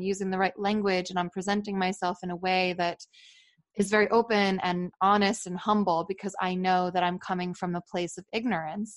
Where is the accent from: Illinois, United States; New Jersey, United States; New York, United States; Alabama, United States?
New Jersey, United States; I'm from New Jersey